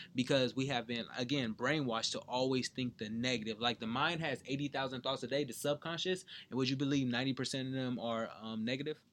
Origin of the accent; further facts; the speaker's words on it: San Bernardino, California, United States; moved away; Growing up in San Bernardino